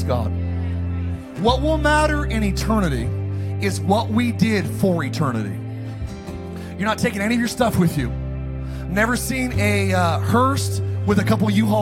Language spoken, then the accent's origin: English; Palmdale, California, United States; also born or lived in Idaho; I'm from Palmdale, Lancaster. I grew up in a dark environment